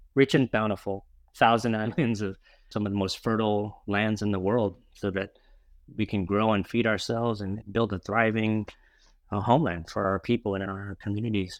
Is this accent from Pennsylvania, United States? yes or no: no; New Orleans, Louisiana, United States; now in San Francisco, United States; I grew up in New Orleans, Louisiana